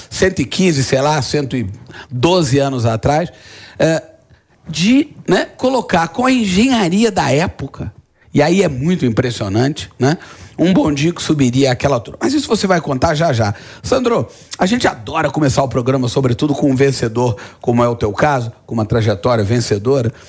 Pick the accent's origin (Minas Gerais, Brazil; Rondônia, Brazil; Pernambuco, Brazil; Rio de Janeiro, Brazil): Rio de Janeiro, Brazil; Eu, como carioca apaixonado, falar de Pão de Açúcar